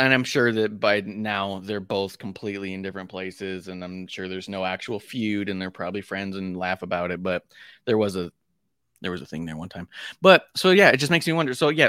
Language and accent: English; Staten Island, New York, United States; I guess I'm from Jersey. Yeah. Which, to be honest, Staten Island's much closer to Jersey than it is to New York.